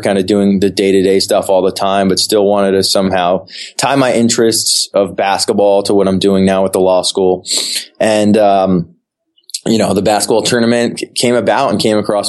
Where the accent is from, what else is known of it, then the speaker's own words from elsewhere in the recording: New Jersey, United States; moved away; also born or lived in Syracuse; I grew up in New Jersey